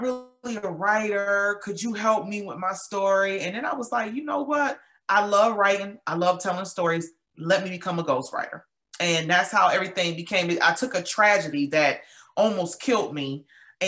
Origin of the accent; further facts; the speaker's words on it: Buffalo, New York, United States; moved away as an adult; now in Georgia, United States; I was born and raised in Buffalo. I'm in Georgia now